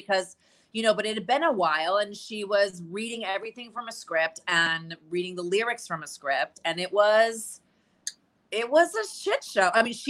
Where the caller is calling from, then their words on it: New York, United States; I'm here in New York. I got stuck here during pandemic, and I've been here ever since.